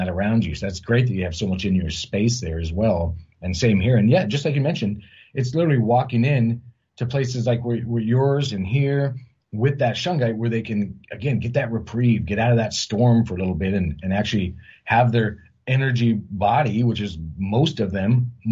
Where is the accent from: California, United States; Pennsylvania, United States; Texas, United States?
California, United States; Huntington Beach; now in Washington State, United States; I grew up down in LA County, Huntington Beach